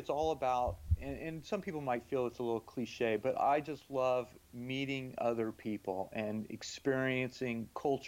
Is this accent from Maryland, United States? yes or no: no; Florida, United States; moved away as an adult; also born or lived in Singapore; I grew up in Florida in the 60s and 70s